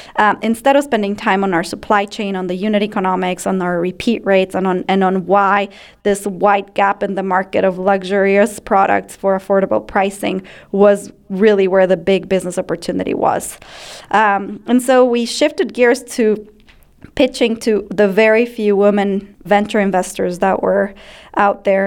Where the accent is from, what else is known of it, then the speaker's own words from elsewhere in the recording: Ecuador; moved away as an adult; now in United States; I grew up in Ecuador